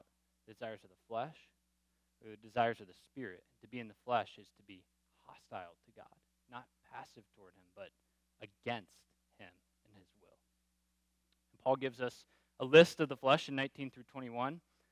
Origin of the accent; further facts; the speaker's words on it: Florida, United States; I grew up in Florida.